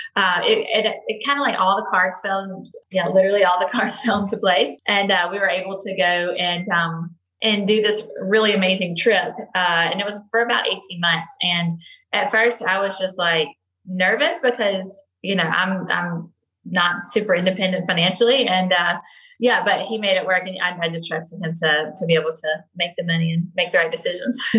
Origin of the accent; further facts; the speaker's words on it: Grand Bay, Alabama, United States; now in Las Vegas, United States; my family has rental properties. Has always had rental properties in my hometown